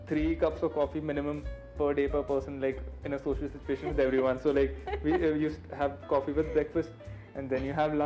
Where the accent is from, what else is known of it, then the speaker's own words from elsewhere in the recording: Rajasthan, India; Growing up in Rajasthan